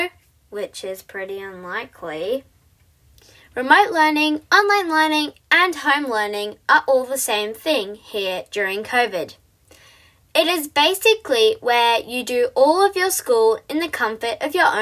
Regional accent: Australia; I am an Aussie

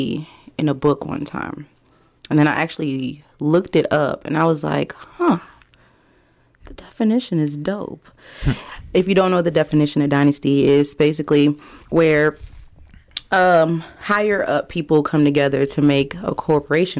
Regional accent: Des Moines, Iowa, United States; now in Atlanta, United States; I am born and raised in Des Moines, Iowa

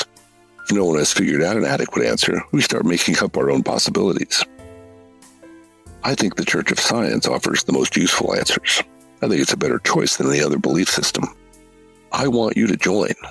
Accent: United States; I'm an American

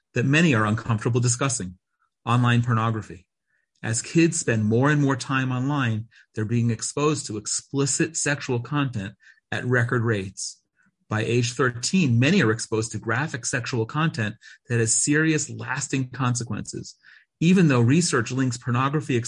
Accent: United States; moved away as an adult; now in Israel; we had TV growing up in America

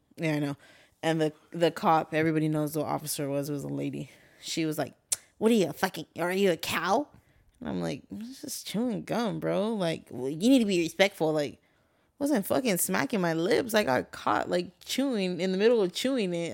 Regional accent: Guadalupe, United States; moved away; growing up in Guad

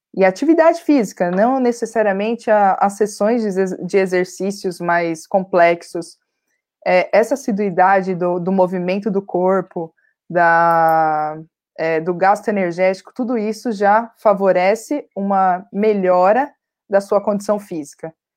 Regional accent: Santo André, São Paulo, Brazil; Eu sou de Santo André, né, do ABC Paulista

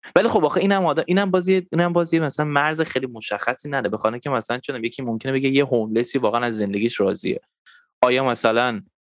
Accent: Tehran, Tehran Province, Iran; منم خب تو تهران بزرگ شدم

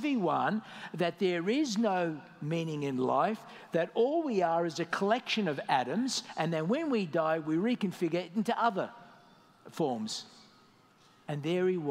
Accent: Australia; moved away as an adult; also born or lived in Malta; now in Dubai, United Arab Emirates; I left my home country, Australia

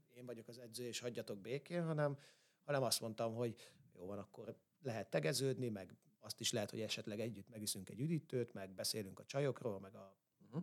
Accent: Solymár, Pest, Hungary; én ilyen három-négy éves koromtól a pálya mellett nőttem föl. Ö, ugye úgy, hogy fater edzett, én meg ott rohangáltam körbe-körbe, mint egy hülye gyerek. Ö, abban az időben, akkor már Solymáron voltunk

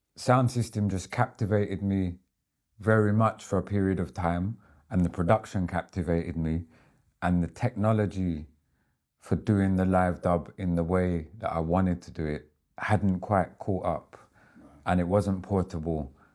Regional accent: Southend-on-Sea, East of England, United Kingdom; the dial code of my hometown

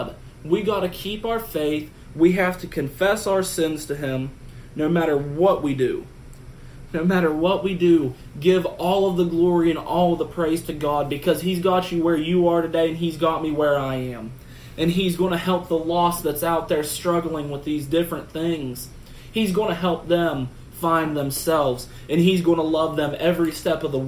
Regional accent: Preston County, West Virginia, United States; my hometown in Preston County

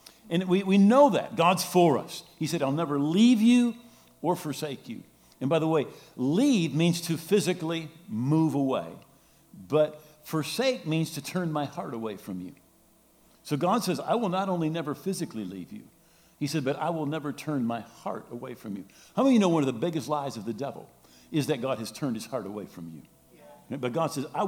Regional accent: Grand Rapids, Michigan, United States; I'm from Grand Rapids, born and raised

